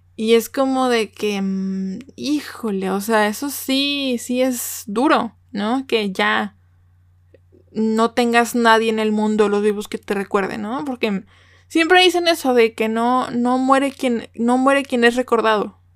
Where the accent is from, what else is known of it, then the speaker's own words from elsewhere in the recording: Mexico; also born or lived in Nuevo León; como buena mexicana